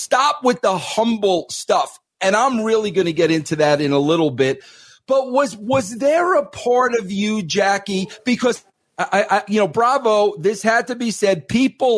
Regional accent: New York, United States; I'm a New Yorker

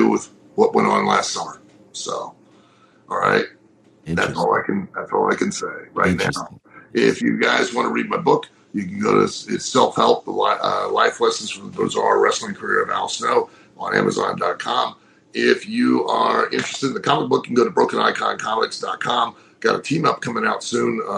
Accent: Lima, Ohio, United States; my hometown in Lima, Ohio

